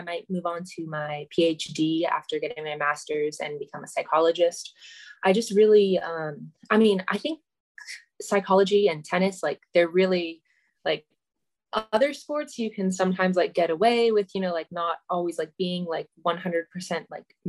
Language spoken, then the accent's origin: English; California, United States; born there; But I was born in California, but I'm a military kid, so I've grown up all around